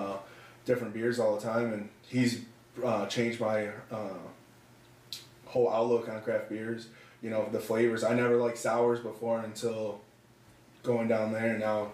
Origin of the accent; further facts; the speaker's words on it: Midwest, United States; You know, we're here from the Midwest.